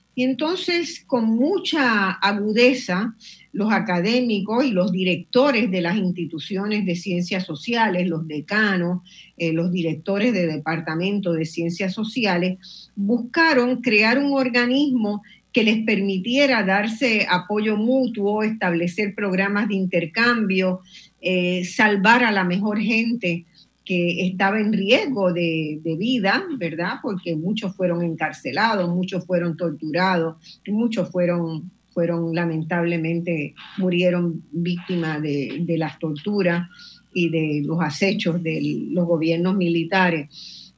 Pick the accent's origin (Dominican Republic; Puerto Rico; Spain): Puerto Rico; una puertorriqueña, yo, esta que está aquí